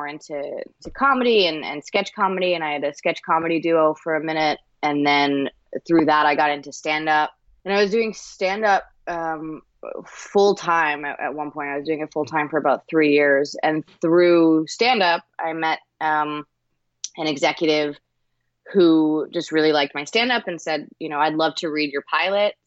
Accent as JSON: {"language": "English", "town": "Toms River", "region": "New Jersey", "country": "United States", "also_born_or_lived": "New York", "moved": "as an adult", "lives_now": "Los Angeles, United States", "said": "I'm from New Jersey. I'm from Toms River, New Jersey. And I moved to New York when I was 18"}